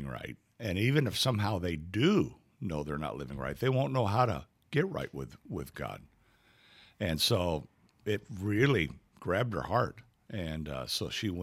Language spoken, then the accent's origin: English; Cairo, Illinois, United States; I was born in Cairo, Illinois, the furthest city south in Illinois, and my family was from across the river in the Boot Heel of Missouri